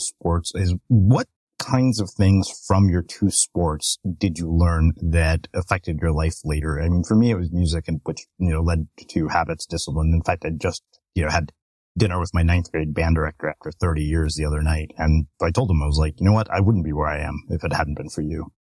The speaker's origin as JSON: {"language": "English", "region": "Texas", "country": "United States", "tie": "born or raised there", "said": "I grew up in Texas too, but in a much smaller town"}